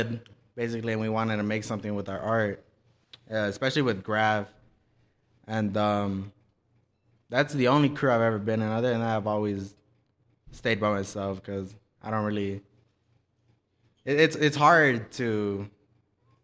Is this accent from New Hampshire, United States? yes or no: no; Lennox, California, United States; I'm from Inglewood, California, specifically Lenox